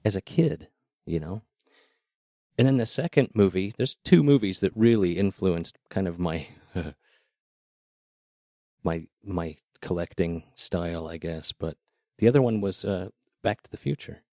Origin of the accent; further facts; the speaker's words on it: Idaho Falls, Idaho, United States; moved away as an adult; also born or lived in Seattle; I grew up in Idaho Falls